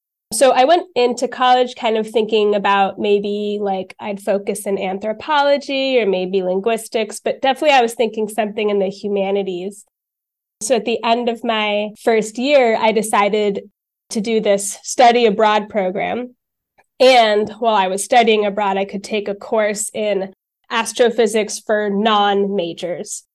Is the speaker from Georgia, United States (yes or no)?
no; Highland Park, New Jersey, United States; moved away as an adult; also born or lived in United Kingdom; now in Denmark; I am born and raised in New Jersey on the East Coast of the United States. And I'm kind of from the middle of the state in a town called Highland Park